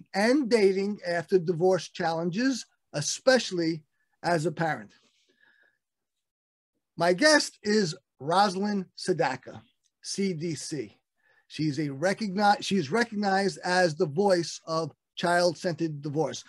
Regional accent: Brooklyn, New York, United States; we're both from Brooklyn. I'm still in Brooklyn

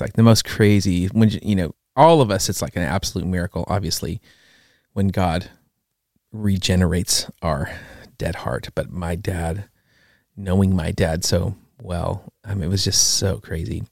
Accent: West Coast, United States; I grew up on the West Coast

